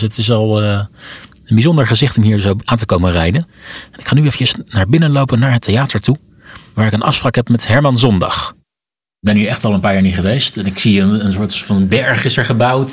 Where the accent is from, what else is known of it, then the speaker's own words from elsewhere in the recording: Leusden, Utrecht, Netherlands; moved away; ik kom zelf uit Leusden, ben ik al in eh, geen jaren geweest, maar hier ben ik opgegroeid.